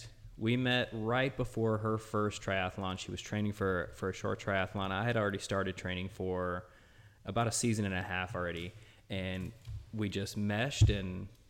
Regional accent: Lafayette, Louisiana, United States; moved away as an adult; also born or lived in Missouri / Georgia; now in Brownsville, United States; I'm from Lafayette, Louisiana, a little town about an hour and a half west of New Orleans. I'm the youngest of seven. We were a lower middle class family growing up.

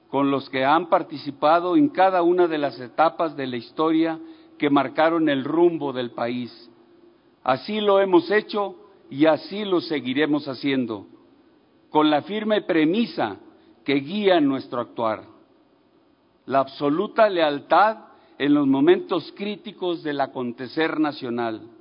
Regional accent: Mexico

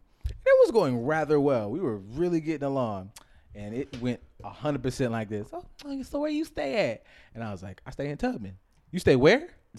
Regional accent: California, United States; So I'm from California, though. Just wanna let you guys know right out here.

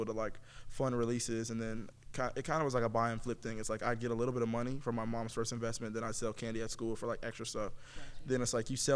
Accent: Los Angeles, California, United States; I'm from Los Angeles, California.

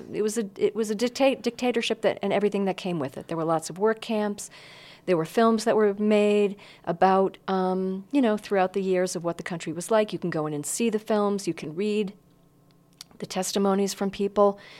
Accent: Northeast, United States; I grew up in the Northeast

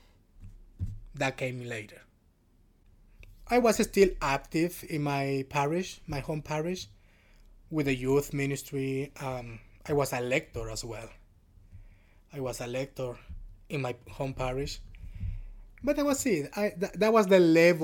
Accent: Honduras; moved away; the next town over in Honduras, from my hometown, the next town over is where the Franciscan Conventual Friars are in Honduras

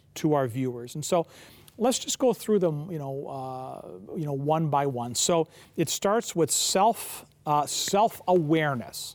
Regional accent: Kensington Market, Ontario, Canada; I grew up in Kensington Market

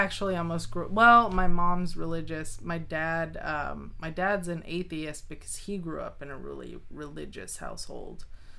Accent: Arkansas, United States; born there; My grandma's from Arkansas. Like, I was born in Arkansas.

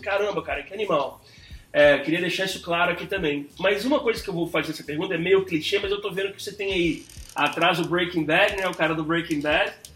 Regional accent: New York, United States; moved away; also born or lived in Belo Horizonte, Brazil; eu cresci em Nova York, né, cara? Mas assim, eu tenho... Nasci em BH, em Belo Horizonte. Uhum. Morei lá cinco anos agora, recente, adulto já

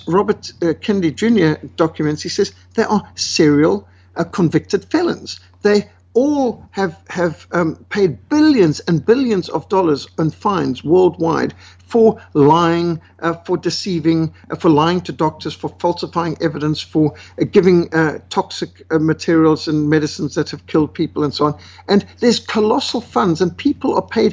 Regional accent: Zimbabwe; I was brought up in Rhodesia in Africa

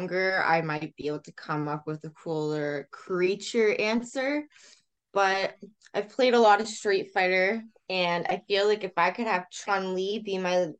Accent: Canada; another Canadian

